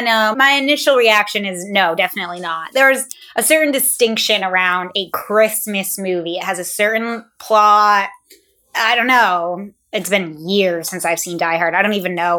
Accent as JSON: {"language": "English", "town": "St. Albans", "region": "Vermont", "country": "United States", "tie": "born or raised there", "moved": "yes", "said": "St. Albans, Vermont"}